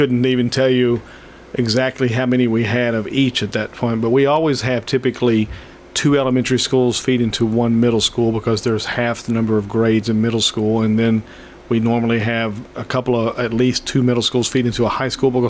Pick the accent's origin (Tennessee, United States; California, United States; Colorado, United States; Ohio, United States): Tennessee, United States; Cheatham County; I grew up in Cheatham County